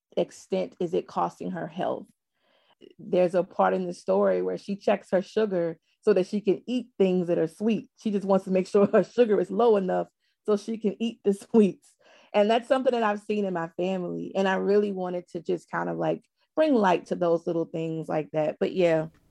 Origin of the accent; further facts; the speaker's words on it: the South, United States; I'm from the South